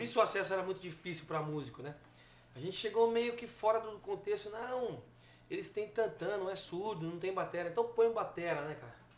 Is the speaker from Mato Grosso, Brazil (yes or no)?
no; São Paulo, Brazil; mas a gente é da Zona Sul